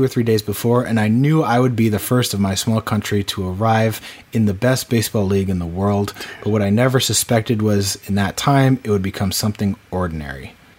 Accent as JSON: {"language": "English", "region": "East Coast", "country": "United States", "tie": "born or raised there", "said": "Growing up on the East Coast, you know, 96 to 2003."}